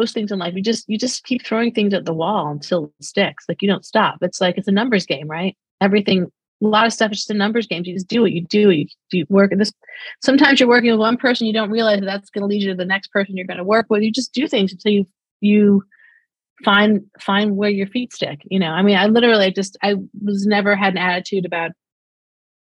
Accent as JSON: {"language": "English", "town": "New York City", "region": "New York", "country": "United States", "said": "I'm short, dark hair, and from Brooklyn"}